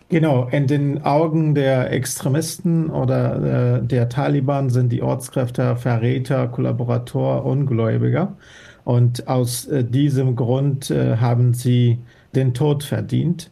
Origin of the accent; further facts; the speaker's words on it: Afghanistan; first language Dari; German is a second language; moved away as an adult; now in Germany; meinem Heimatland Afghanistan